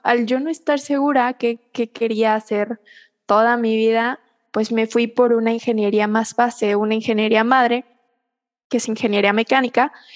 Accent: Querétaro, Mexico; also born or lived in Puebla; Yo soy queretana

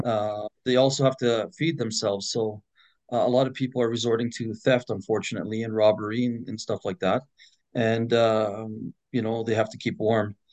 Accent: Edmonton, Alberta, Canada; it was much safer back in my day growing up in Edmonton

